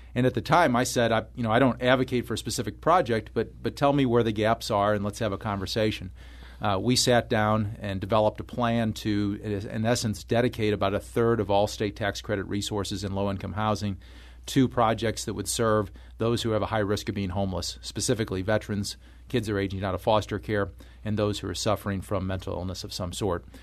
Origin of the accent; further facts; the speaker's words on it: Florissant, Missouri, United States; I grew up in, uh, northern part of Saint Louis County in Florissant